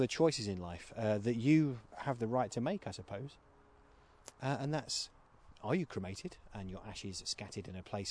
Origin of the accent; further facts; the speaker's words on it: Sleaford, East Midlands, United Kingdom; growing up in Sleaford, I used to walk through a graveyard on the way to and from school